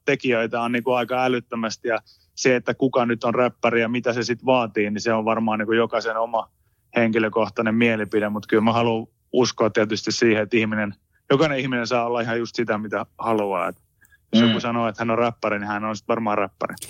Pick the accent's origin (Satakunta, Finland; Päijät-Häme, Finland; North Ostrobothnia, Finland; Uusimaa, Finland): Satakunta, Finland; Pori; now in Helsinki, Finland; mä oon kasvanut siihen ihan niin kuin syntymästä asti, että mulla on hyvin – hyvin normaalia se, se tyyli ja tapa, millä niin kuin keskustellaan vaikka porilaisten kesken. Mä oon vasta huomannut itse asiassa niin kuin siinä vaiheessa, kun mä muutin pois Porista